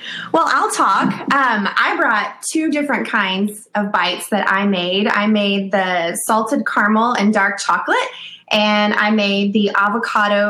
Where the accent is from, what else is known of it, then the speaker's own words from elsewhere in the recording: Texas, United States; moved away as an adult; now in Minnesota, United States; I am a native Texan